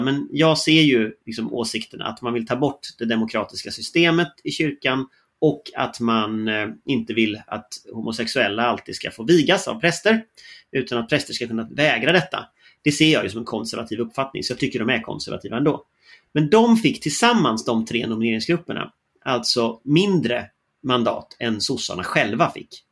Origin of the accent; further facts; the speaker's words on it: Gothenburg, Västra Götaland, Sweden; jag är ju från Göteborg